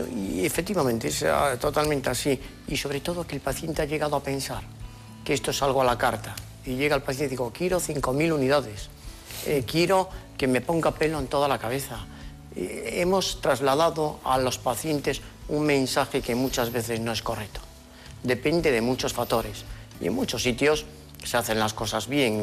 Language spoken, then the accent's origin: Spanish; Lugo, Galicia, Spain; accent: gallego; now in Madrid, Spain; Llevo muchos años en Madrid, pero soy gallego, nací en Lugo